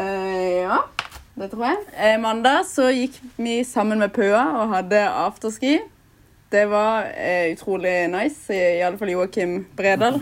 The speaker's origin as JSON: {"language": "Norwegian", "town": "Lindesnes", "region": "Agder", "country": "Norway", "said": "Nå har jeg vært hjemme i Lindesnes i fire uker cirka."}